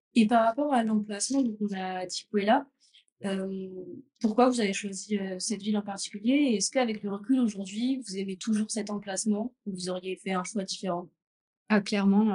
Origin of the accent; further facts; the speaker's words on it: Champagne, Grand Est, France; also born or lived in Gruissan, France; now in Sri Lanka; je suis de la Champagne. Je suis née en Champagne, mais après, j'ai vécu dans le sud donc à Gruissan aussi.